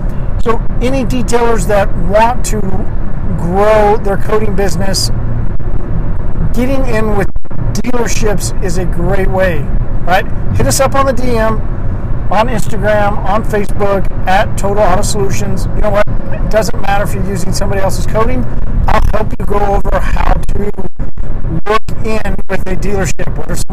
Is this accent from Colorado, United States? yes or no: yes; Longmont, Colorado, United States; Hey, I'm from Long Mount, da da da da da da.